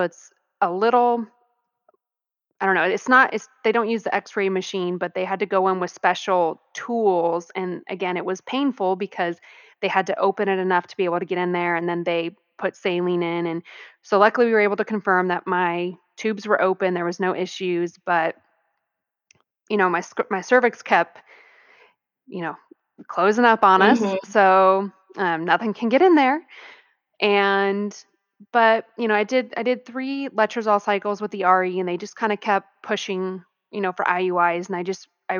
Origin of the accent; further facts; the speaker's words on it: Arizona, United States; moved away; also born or lived in California; I'm actually from Arizona. So at the time I lived in California though